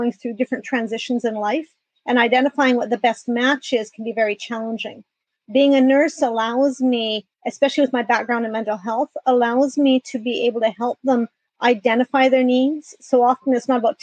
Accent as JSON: {"language": "English", "country": "Canada", "moved": "as an adult", "lives_now": "San Diego, United States", "said": "I am Canadian and moved to San Diego 4 years ago"}